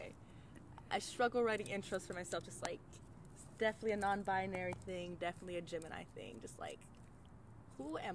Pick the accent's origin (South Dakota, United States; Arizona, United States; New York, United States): Arizona, United States; Tempe; moved away as an adult; also born or lived in Flagstaff, Arizona; now in Washington, D.C., United States; I grew up in central Arizona, or more like in Tempe, and then went to college up in Flagstaff